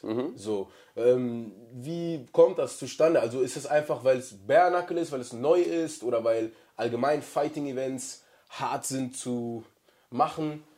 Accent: North Rhine-Westphalia, Germany; bei uns in NRW hast du den Ruhrpott

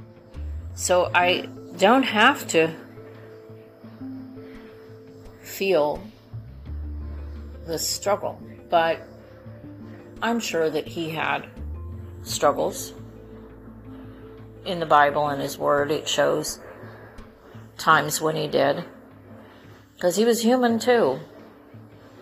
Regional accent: California, United States; moved away; I grew up in California

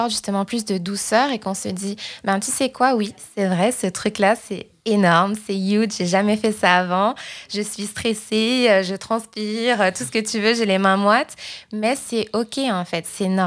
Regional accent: Île-de-France, France; moved away as an adult; now in Montreal, Canada; Je viens de France. {S0} Ah, ok. {S1} Je, Suis, je, suis, née, je suis née à côté de Paris. Mhm. Et donc, j'ai grandi euh, toute, ma vie en France jusqu'à arriver à Montréal il y a environ trois ans et demi.

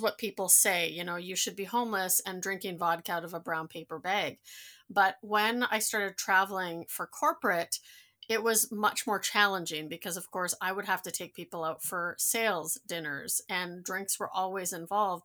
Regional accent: Netherlands; moved away; I come from a Dutch family. I was born in Holland

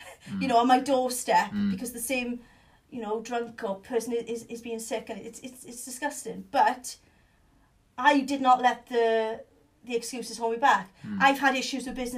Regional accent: Swansea, Wales, United Kingdom; Swansea is my hometown

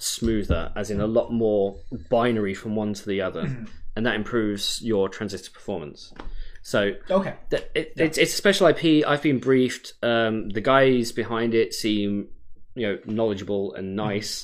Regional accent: United Kingdom; now in Oregon, United States; I'm British.

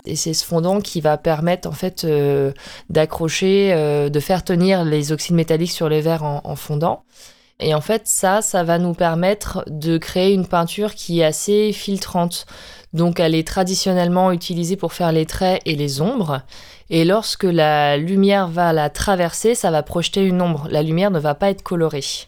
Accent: Brittany, France; je suis bretonne

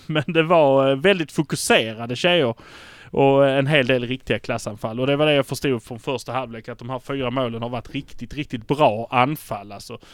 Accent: Malmö, Skåne, Sweden; vi är från Malmö

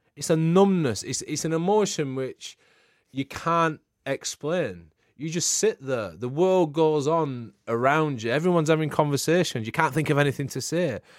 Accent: England, United Kingdom; I'm, I'm English

